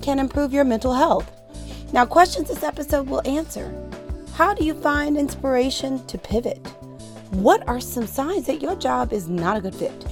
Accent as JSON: {"language": "English", "town": "St. Louis", "region": "Missouri", "country": "United States", "tie": "born or raised there", "said": "my hometown of Saint Louis, Missouri"}